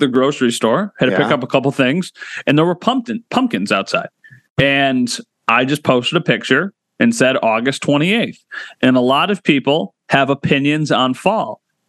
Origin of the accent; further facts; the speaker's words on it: Wheatfield, New York, United States; I am from Wheatfield